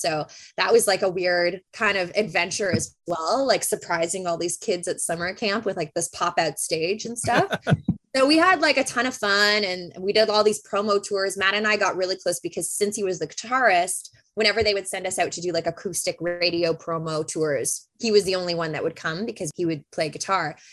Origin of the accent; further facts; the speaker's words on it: Bolton, Ontario, Canada; where I grew up in Bolton